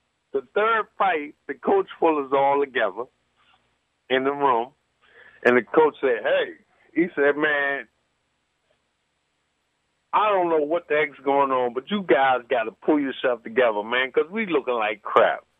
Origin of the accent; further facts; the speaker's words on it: Cheverly, Maryland, United States; born and raised in Chevrolet, Maryland.